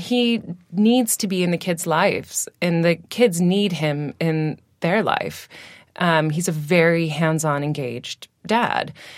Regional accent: Washington, United States; accent: American; moved away as an adult; now in United Kingdom; I'm from, um, Washington State

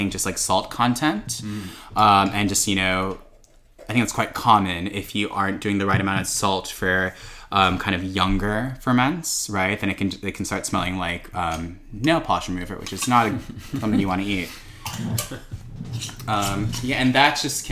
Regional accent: Chicago, Illinois, United States; born and raised in Chicago

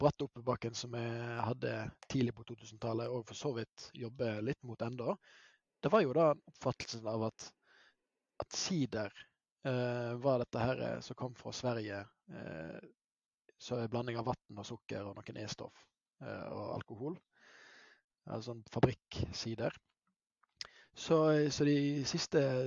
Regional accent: Hardanger, Vestland, Norway; also born or lived in Bergen; jeg hadde et kraftig anker hjemme i Hardanger

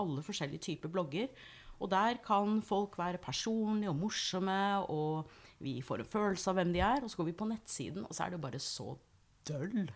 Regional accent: United States; Norwegian is a second language; now in Norway; jeg er opprinnelig amerikaner

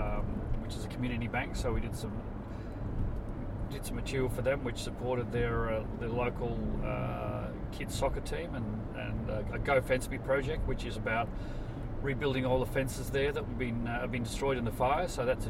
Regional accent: Elizabeth, South Australia, Australia; also born or lived in Scotland; now in Melbourne, Australia; No, I was born in Scotland. A lot of it came out on the £10 ticket, and it came out to and moved directly into Boil on the Arsehole of the Earth by the name of Elizabeth.

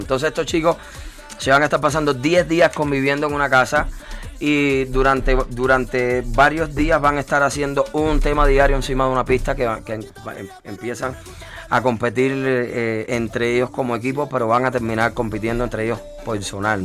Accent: Cuba; moved away as an adult; also born or lived in Florida / Mexico City; yo soy un cubano que quemó el pasaporte pero no pienso regresar

